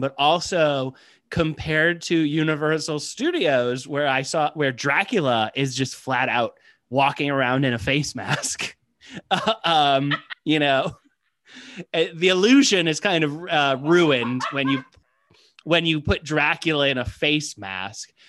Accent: Midwest, United States; I grew up in the Midwest.

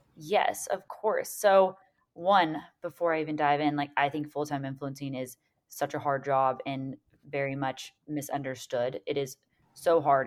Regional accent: Seaside, Florida, United States; I loved growing up in Seaside

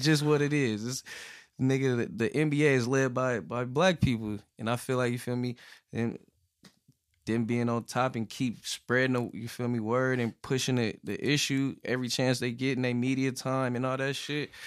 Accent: California, United States; I'm from Cali

